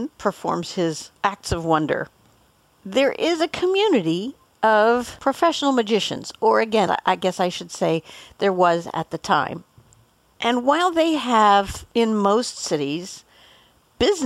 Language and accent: English; Boulder, Colorado, United States; Growing up in Boulder, we were very close to the Denver airport